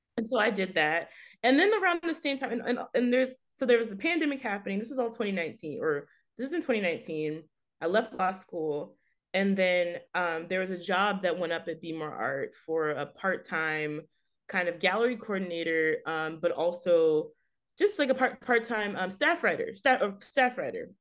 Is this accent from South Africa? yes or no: no; Fort Worth, Texas, United States; now in Baltimore, United States; I'm originally from Fort Worth, Texas.